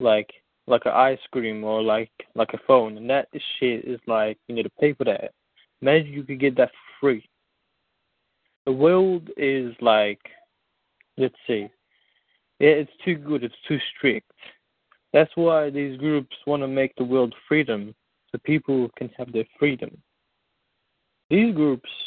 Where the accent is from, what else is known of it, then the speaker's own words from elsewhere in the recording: United States; now in Jamaica; I was raised in America